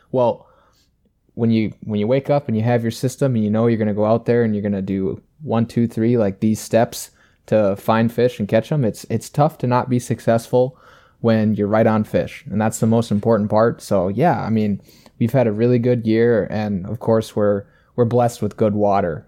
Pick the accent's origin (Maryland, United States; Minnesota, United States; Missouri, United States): Minnesota, United States; about an hour from Wabasha; only about an hour away from my hometown in Wabasha